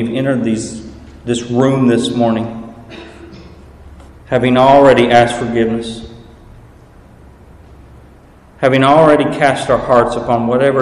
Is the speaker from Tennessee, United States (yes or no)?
yes; East Tennessee, United States; accent: southern drawl; now in Illinois, United States; I am originally from East Tennessee